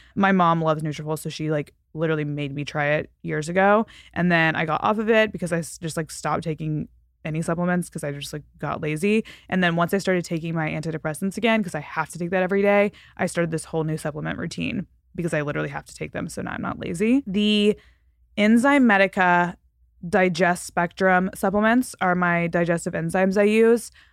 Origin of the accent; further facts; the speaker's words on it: Fort Worth, Texas, United States; moved away; Fort Worth last, which is my hometown